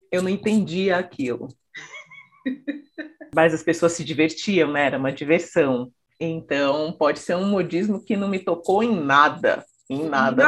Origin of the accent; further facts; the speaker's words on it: São Paulo, Brazil; nasci, né? E cresci em São Paulo, capital